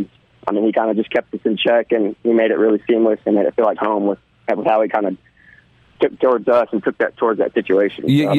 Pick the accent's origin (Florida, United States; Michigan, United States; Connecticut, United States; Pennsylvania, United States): Florida, United States; Gulf Breeze; I graduated and born and raised in Gulf Breeze, went to Gulf Breeze High School